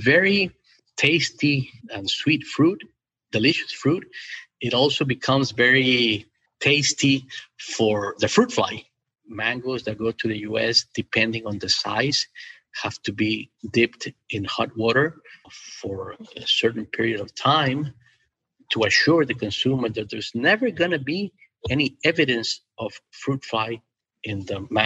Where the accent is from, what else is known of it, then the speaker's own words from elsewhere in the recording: Ecuador; I was born and raised in Ecuador, South America.